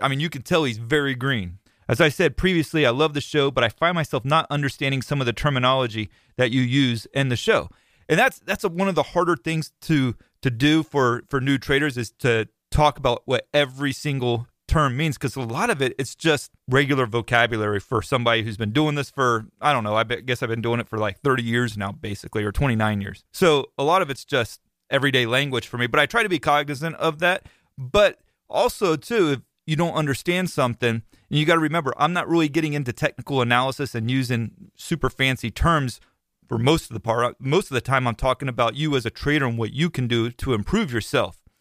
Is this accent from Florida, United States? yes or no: yes; Florida, United States; I'm from Florida